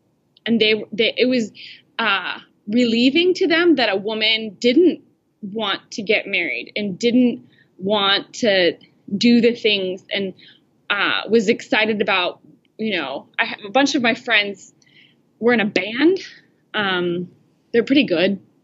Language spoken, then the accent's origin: English; Kansas, United States; also born or lived in El Salvador; I'm from Kansas